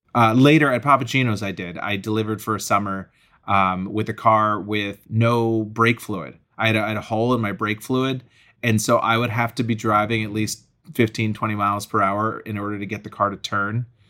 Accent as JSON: {"language": "English", "town": "Acton", "region": "Massachusetts", "country": "United States", "tie": "born or raised there", "also_born_or_lived": "New York City", "moved": "as an adult", "said": "I grew up in Acton, Massachusetts"}